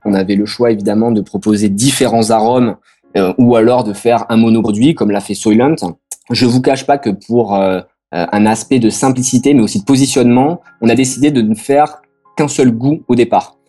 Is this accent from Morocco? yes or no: no; France; en tant que Français